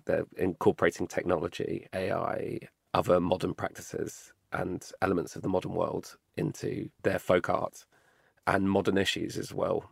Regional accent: London, United Kingdom; me as a Londoner

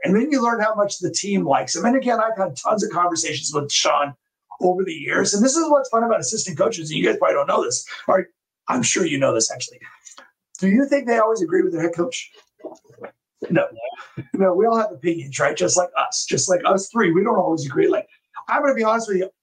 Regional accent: Temecula, California, United States; my hometown, Temecula.

